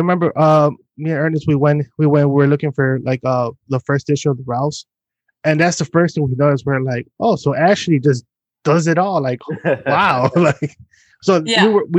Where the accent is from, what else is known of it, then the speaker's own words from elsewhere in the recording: Mexico; accent: Mexican; I was like, oh, I blame my my Mexican accent, which is the reason why, but who am I kidding?